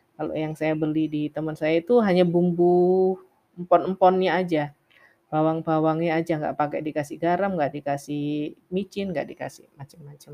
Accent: Java, Indonesia; saya juga wong Jawa

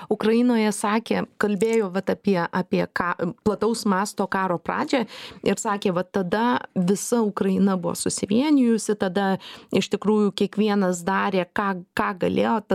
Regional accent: Lithuania; kaip tu manai mes kaip lietuviai esam susivieniję ar susiskaldę

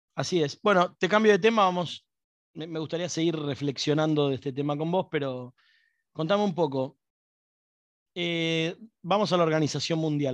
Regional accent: Buenos Aires, Argentina; accent: porteño; como porteño tengo un problema para pronunciar

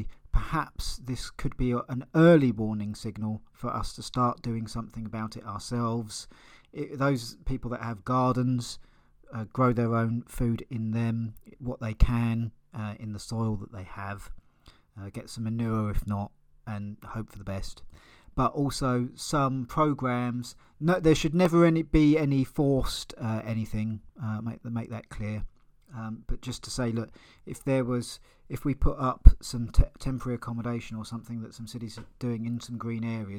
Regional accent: Eastbourne, South East England, United Kingdom; born or raised there

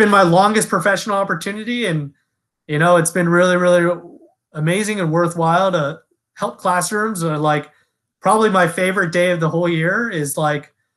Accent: Los Angeles, California, United States; also born or lived in Delaware; I'm originally from Los Angeles, and then I grew up here and I'm raised here

